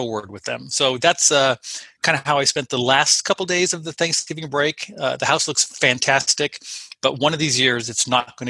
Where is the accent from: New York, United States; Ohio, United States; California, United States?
California, United States; Southern; I grew up in Southern California, and we lived in a canyon, and there were fires around occasionally